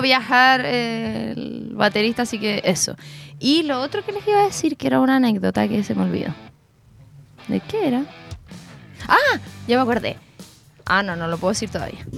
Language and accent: Spanish; Concepción, Biobío, Chile; así como full penquista